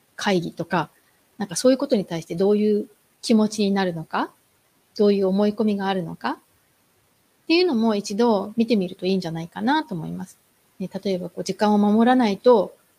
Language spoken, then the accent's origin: Japanese; Japan; moved away